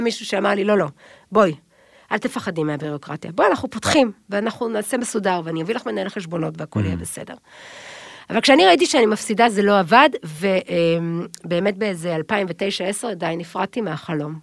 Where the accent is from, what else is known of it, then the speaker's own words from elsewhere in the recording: Tel Aviv, Tel Aviv District, Israel; moved away as an adult; also born or lived in Kfar Haroeh, Emek Hefer; אבל אפשר להוציא את הבחורה מרמת אביב, אבל אי אפשר להוציא את רמת אביב מהבחורה